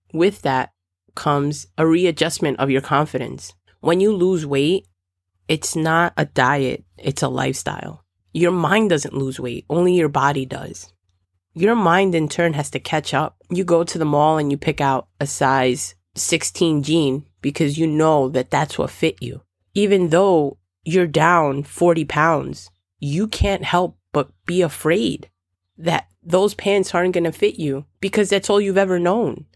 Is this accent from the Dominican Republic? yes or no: yes; Dominican Republic; I'm Dominican